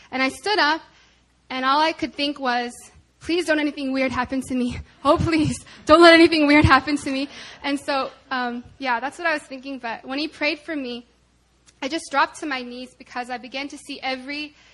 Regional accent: Arkansas, United States; I'm from Arkansas.

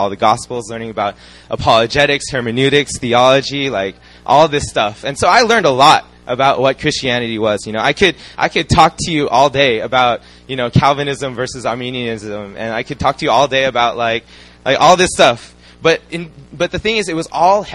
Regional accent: United States; moved away as an adult; also born or lived in Philippines (ancestry); now in Korea; I'm Chinese Filipino American

